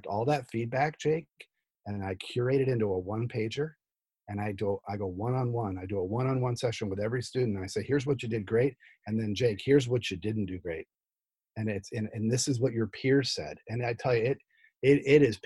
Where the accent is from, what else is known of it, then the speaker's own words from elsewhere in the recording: New Jersey, United States; moved away; also born or lived in Midwest; I'm from Jersey.